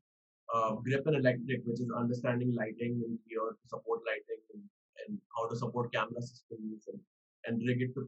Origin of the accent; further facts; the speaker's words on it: Mumbai, Maharashtra, India; also born or lived in New York; I come from Bombay.